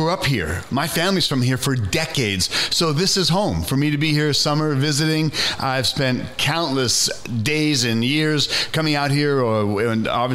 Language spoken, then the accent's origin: English; New York, United States; moved away; also born or lived in Stockton, California; I was born in New York, but I was living in Stockton